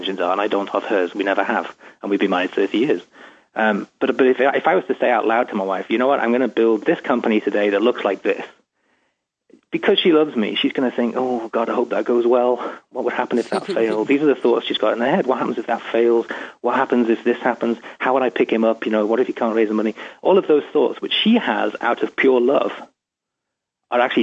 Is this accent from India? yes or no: no; England, United Kingdom; moved away as an adult; now in Seattle, United States; I'm from England, obviously, and I'm talking to you from Seattle